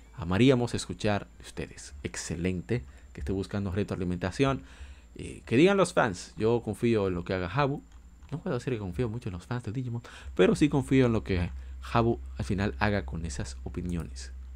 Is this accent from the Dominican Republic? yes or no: yes; Dominican Republic; yo soy dominicano